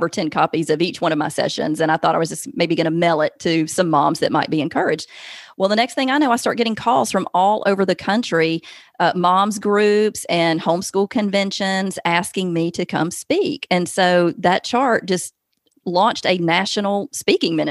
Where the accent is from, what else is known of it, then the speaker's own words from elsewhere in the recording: the South, United States; accent: Southern; now in Alabama, United States; I can't hide Southern. Obviously, I'm from the South.